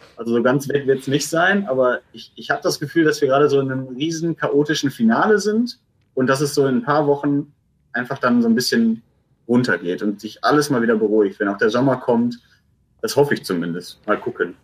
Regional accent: Essen, North Rhine-Westphalia, Germany; ich als Essener

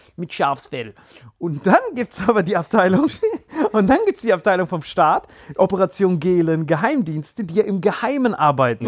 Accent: Germany; wir als Deutsche

